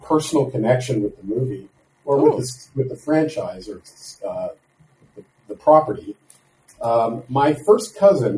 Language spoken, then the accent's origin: English; Canada; I'm Canadian